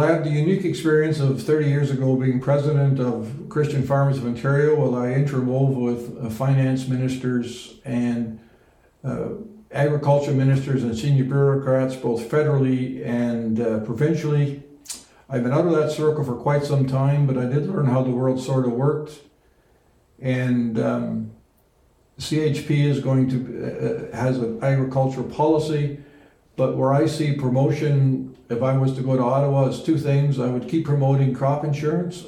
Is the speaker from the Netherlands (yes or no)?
yes; Netherlands; now in Canada; that's actually my home country holland